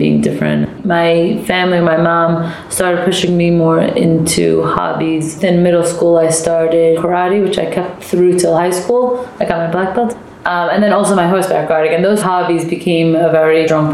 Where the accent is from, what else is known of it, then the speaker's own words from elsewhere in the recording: New York City, New York, United States; also born or lived in Manhattan; I was born and raised in Brooklyn, and I live in Manhattan now